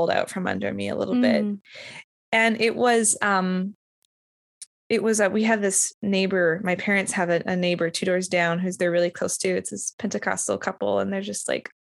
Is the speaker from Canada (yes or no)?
yes; Winnipeg, Manitoba, Canada; I grew up in Winnipeg